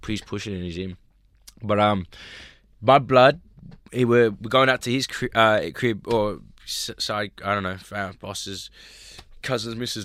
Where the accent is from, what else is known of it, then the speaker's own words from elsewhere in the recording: Sydney, New South Wales, Australia; also born or lived in Los Angeles, United States; I grew up in Australia